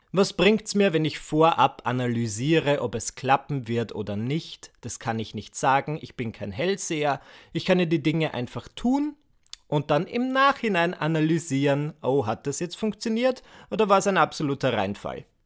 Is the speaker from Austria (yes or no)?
yes; Burgenland, Austria; Ja, ich komme aus dem Burgenland. Dort haben wir einen Ort namens Großhöflein und daneben ist ein Ort namens Kleinhöflein.